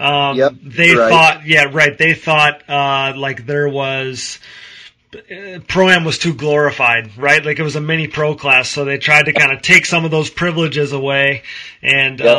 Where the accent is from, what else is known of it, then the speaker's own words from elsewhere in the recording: Wisconsin, United States; I'm from Wisconsin